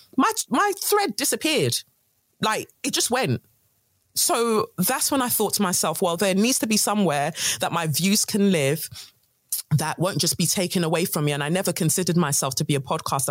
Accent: London, United Kingdom; also born or lived in Nigeria; Peckham's where I grew up in Southeast London

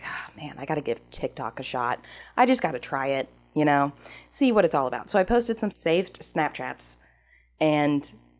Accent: Ohio, United States; I'm from Ohio. An hour is nothing.

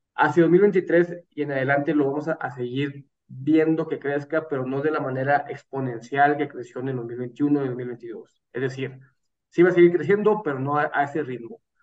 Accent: Mexico; como mexicanos

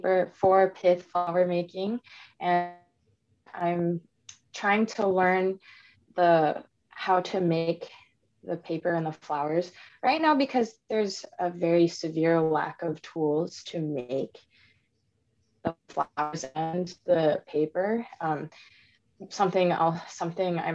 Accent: Michigan, United States; also born or lived in Missouri; I was born in Missouri as a child to Taiwanese immigrants, and we eventually moved to Michigan. I grew up in a single parent household

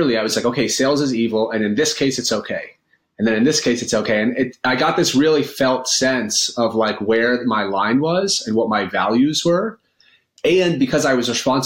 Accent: Maine, United States; also born or lived in upstate New York; now in New York, United States; I live in upstate New York now, and I grew up in Maine around a number of self-described hippies

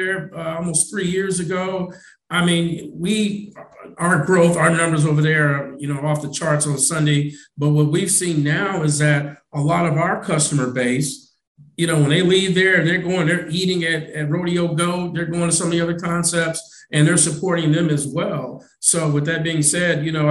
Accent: Detroit, Michigan, United States; now in Houston, United States; I'm originally from Detroit

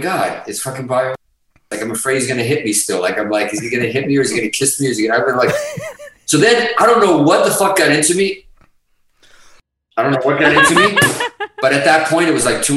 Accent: Hudson, Massachusetts, United States; also born or lived in Azores; being Portuguese at one time was not fucking cool, especially in Hudson, Mass.

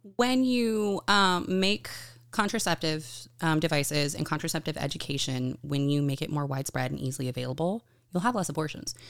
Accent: Buda, Texas, United States; moved away as an adult; now in California, United States; I'm originally from Buda, Texas, which is a small town just outside of Austin

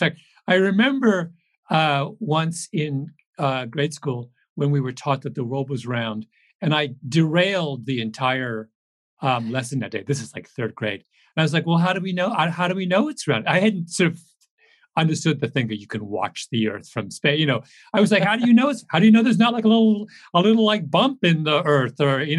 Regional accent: Canada; also born or lived in England; Now, I will say I'm a Canadian, but I am an immigrant to Canada. So I have, I came from England when I was six.

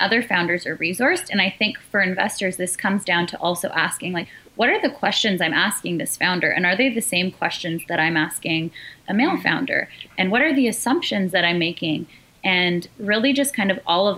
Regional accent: Canada; my parents are both immigrants and also entrepreneurs. They immigrated to Canada in their early 20s as newlyweds

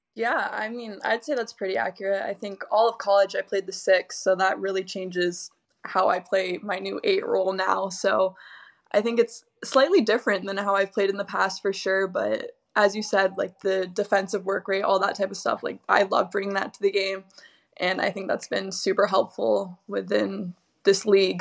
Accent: Southern California, United States; moved away; I'm from SoCal

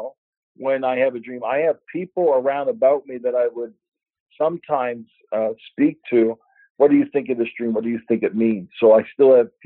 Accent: Canada; there's the influence of being Canadian and being in a Canadian world and painting from a Canadian perspective

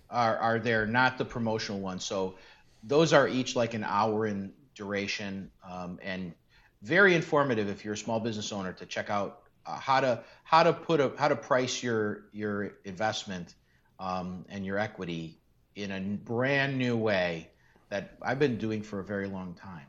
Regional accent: Chicago, Illinois, United States; I grew up in North Austin in Chicago

